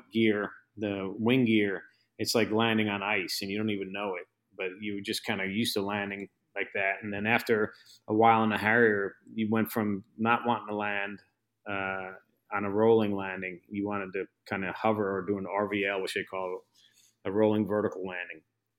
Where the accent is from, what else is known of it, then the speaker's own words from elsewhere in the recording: New York, United States; I came from New York, so I had no idea what kind of expect, you know?